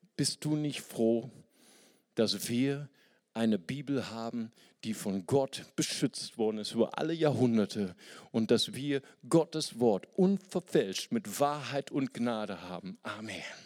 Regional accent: Germany; für uns als Deutsche

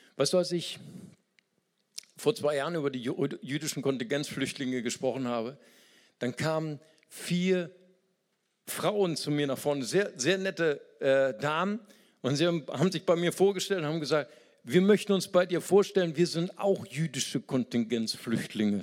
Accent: Germany; Wir als Deutsche

